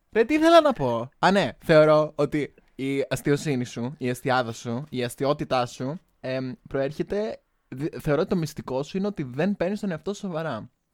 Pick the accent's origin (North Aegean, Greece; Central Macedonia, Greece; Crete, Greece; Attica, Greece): Crete, Greece; now in Baden-Württemberg, Germany; Είμαι η γνωστή drag queen από την Κρήτη